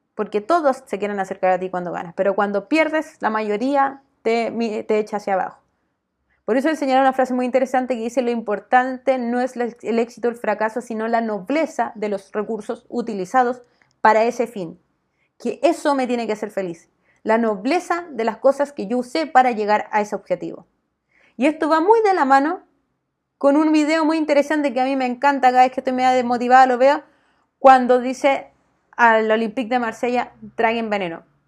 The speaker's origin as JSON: {"language": "Spanish", "country": "Chile", "said": "no somos unos pobrecitos chilenos"}